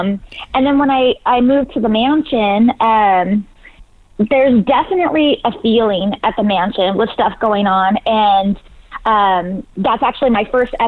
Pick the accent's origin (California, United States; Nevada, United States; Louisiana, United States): California, United States; I grew up in Northern California.